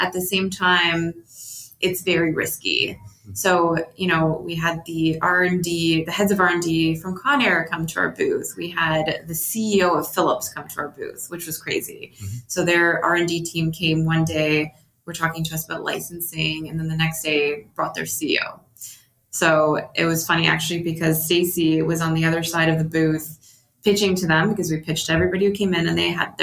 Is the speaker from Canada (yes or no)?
yes; Canada; we're from Canada too